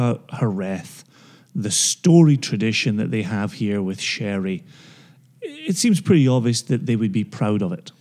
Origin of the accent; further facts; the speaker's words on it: Scotland, United Kingdom; as a Scotsman who travels the world talking about whiskey